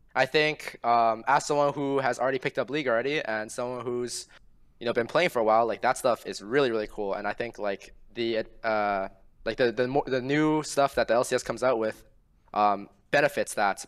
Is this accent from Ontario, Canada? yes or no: yes; Ontario, Canada